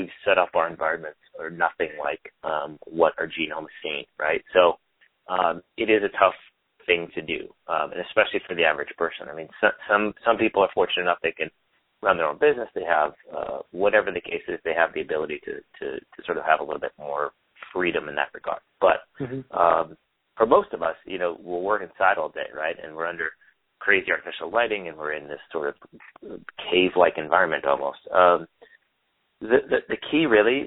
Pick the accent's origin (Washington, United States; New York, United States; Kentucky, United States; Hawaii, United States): Washington, United States; Olympia; now in Santa Monica, United States; I was born in Olympia, Washington